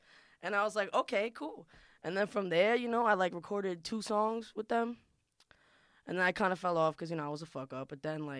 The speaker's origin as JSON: {"language": "English", "town": "New York City", "region": "New York", "country": "United States", "tie": "born or raised there", "second_language": "English", "said": "I'm from Queens, New York, Woodside. Shout out Woodside."}